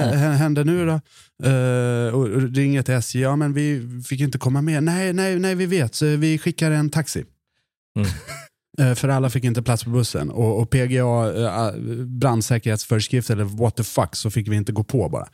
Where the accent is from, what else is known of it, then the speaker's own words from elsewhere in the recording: Mora, Dalarna County, Sweden; accent: Dalarna dialect; moved away; Jag är från Mora. Så jag försöker inte förlöjliga Dalarna-dialekten